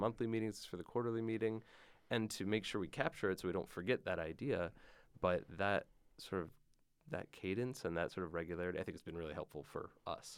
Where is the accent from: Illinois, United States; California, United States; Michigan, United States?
Michigan, United States; I grew up in Michigan